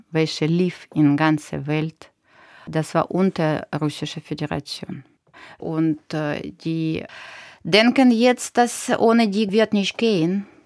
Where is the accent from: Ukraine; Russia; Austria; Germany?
Ukraine; German is a second language; Ich bin verpflichtet, das noch mehr machen, weil ich bin aus der Ukraine selbst, ne?